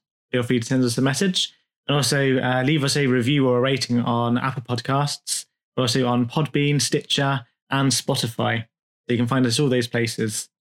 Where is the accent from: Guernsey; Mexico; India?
Guernsey; we are from Guernsey, which is a very small island in the English Channel, so between England and France.